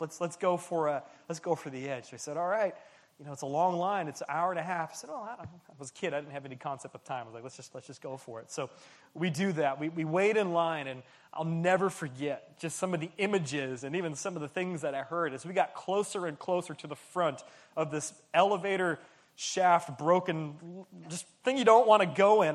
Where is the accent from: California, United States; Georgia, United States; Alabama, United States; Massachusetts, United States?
California, United States; San Francisco Bay Area; moved away as an adult; now in Southern California, United States; I grew up in the San Francisco Bay Area